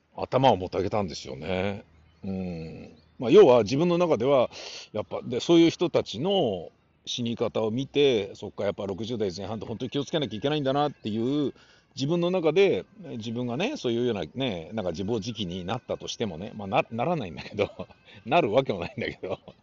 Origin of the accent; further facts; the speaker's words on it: Japan; ブイブイ言わせていた頃の日本で、生まれ育った立場からしてみると